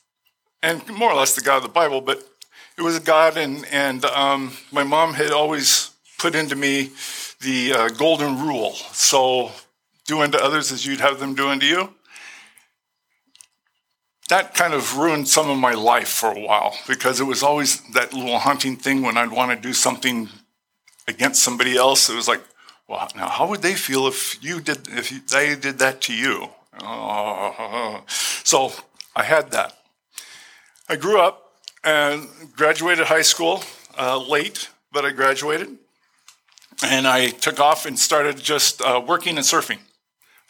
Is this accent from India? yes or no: no; Glendale, United States; I was born and raised in Glendale.